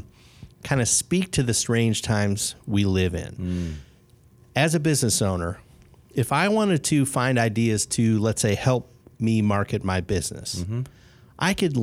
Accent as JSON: {"language": "English", "town": "Chicago", "region": "Illinois", "country": "United States", "tie": "born or raised there", "also_born_or_lived": "Bloomington, Indiana", "said": "I was born in Bloomington, and then I spent 23 years in Chicago."}